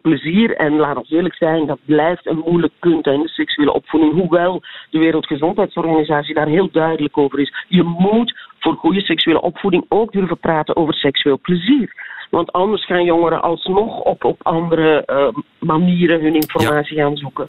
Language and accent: Dutch; Belgium; wij zitten als Belgen